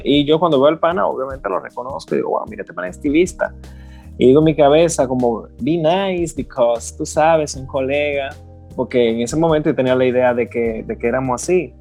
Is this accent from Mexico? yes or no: no; Higüey, La Altagracia, Dominican Republic; moved away as an adult; now in United States; yo soy de Higüey, yo, yo vine hace poco. Y me recuerdo, yo acabo de llegar a Estados Unidos, pero a mí me encanta decir que yo soy de Higüey